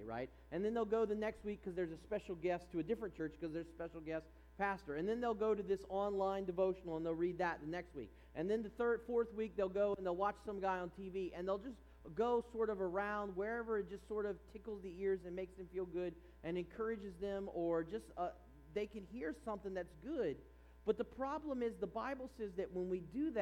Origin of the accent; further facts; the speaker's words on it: East Coast, United States; now in California, United States; growing up on the East Coast